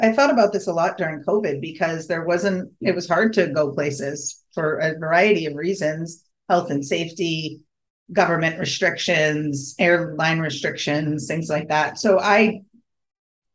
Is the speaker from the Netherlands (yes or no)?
no; New England, United States; I grew up in New England